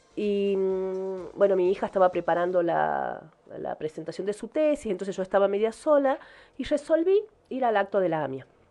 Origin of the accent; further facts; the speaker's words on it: Argentina; yo soy argentina